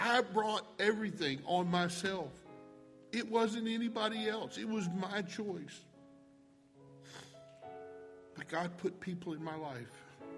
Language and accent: English; Tampa, Florida, United States; also born or lived in Virginia; I was born in Virginia. And in the third grade, my parents surrendered the full-time Christian ministry and moved to a place in Tampa, Florida called the Faith Children's Home.